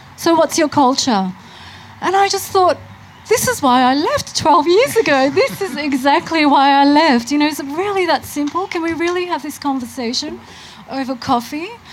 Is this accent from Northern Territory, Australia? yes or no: no; Melbourne, Victoria, Australia; I was born here in Melbourne.